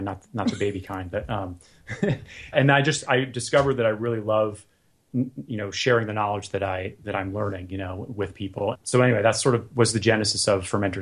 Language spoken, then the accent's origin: English; Florida, United States; now in Southern California, United States; I grew up in Florida, so every year I go back for the holidays